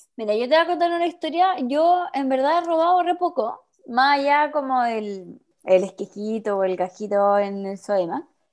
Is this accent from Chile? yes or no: yes; Chile; como chilenos que somos